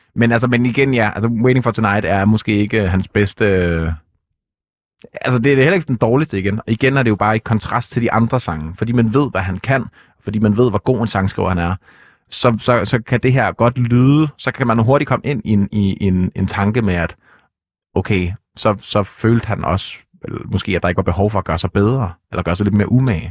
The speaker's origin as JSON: {"language": "Danish", "country": "Denmark", "said": "nu er jeg jo ikke fra Jylland. Jeg er fra provinsen dog"}